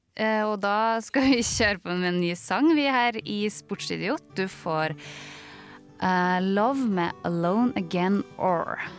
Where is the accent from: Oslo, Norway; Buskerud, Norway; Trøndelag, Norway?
Trøndelag, Norway; Levanger; vi som er fra Levanger